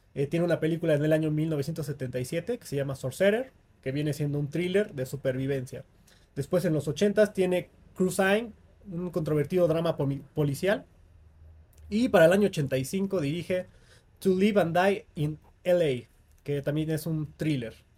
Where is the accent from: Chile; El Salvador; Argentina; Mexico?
Mexico; el folclore de nuestra cultura como mexicanos